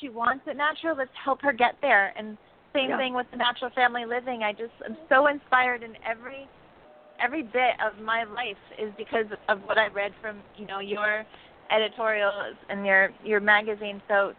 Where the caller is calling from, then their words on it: North Shore of Kauai, Hawaii, United States; I'm calling right now from the North Shore of Hawaii. Kauai is actually the island.